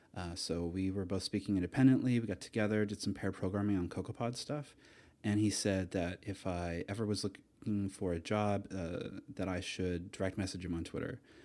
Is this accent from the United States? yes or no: no; Atlantic Canada, Canada; moved away as an adult; also born or lived in Toronto / Amsterdam; I grew up in Atlanta, Canada. I went to university there